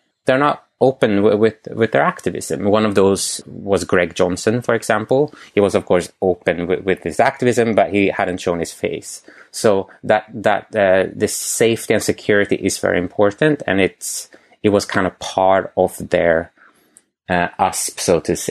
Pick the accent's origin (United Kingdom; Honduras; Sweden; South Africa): Sweden; moved away; I'm from Sweden